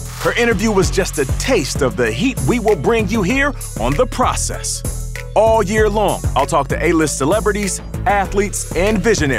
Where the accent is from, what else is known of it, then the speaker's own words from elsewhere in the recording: Seattle, Washington, United States; also born or lived in Canada; I'm a kid from Canada, raised in Seattle